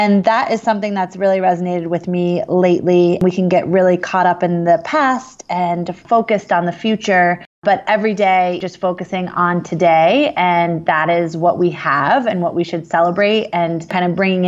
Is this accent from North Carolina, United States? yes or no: no; Vermont, United States; also born or lived in New Jersey; we moved from New Jersey to Vermont in 91, I was 6 years old